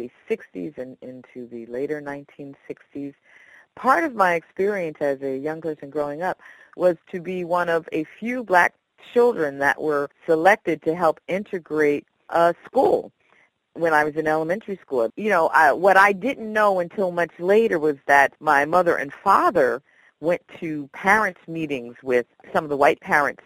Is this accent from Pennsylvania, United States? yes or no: yes; Philadelphia, Pennsylvania, United States; I went to the Philadelphia High School for Girls